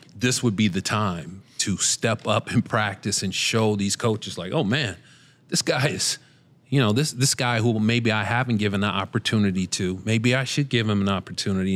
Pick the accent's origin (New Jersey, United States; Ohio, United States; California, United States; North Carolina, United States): Ohio, United States; Cincinnati; we're both from Cincinnati